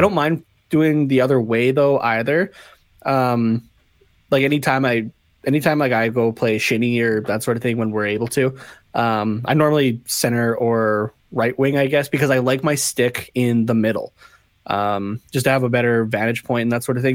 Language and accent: English; Canada; being Canadian